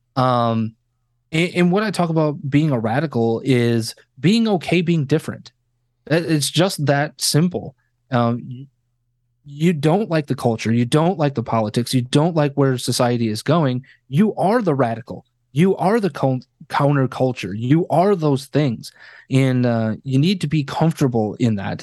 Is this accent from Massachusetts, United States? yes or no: no; Wisconsin, United States; now in Chicago, United States; born and raised in Wisconsin